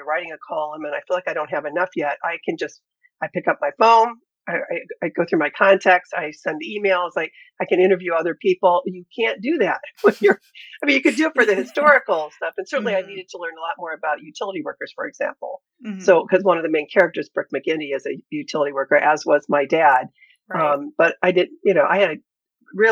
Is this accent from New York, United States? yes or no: no; Ashtabula, Ohio, United States; now in Cleveland, United States; I grew up in Ashtabula, Ohio, the northeast corner of the state